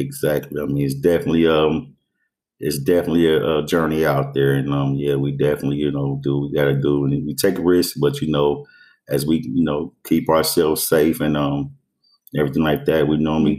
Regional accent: Dayton, Ohio, United States; 44, just turned 44 years of age. I grew up here in Dayton, Ohio, born and raised.

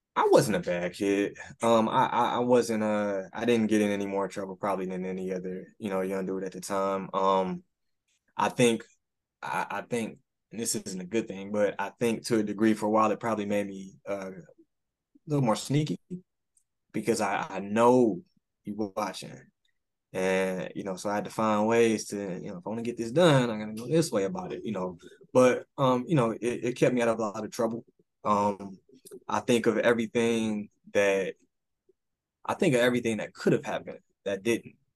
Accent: Detroit, Michigan, United States; I'm still from Detroit

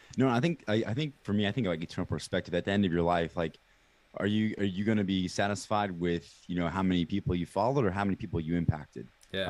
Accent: Kansas City, United States; born and raised in Kansas City

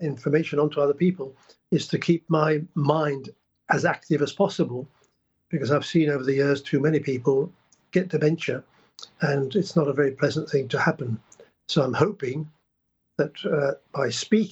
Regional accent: England, United Kingdom; also born or lived in Prague, Czech Republic; I was born in Prague in 1939 and spent the war under Nazi occupation and came over to England in 1946

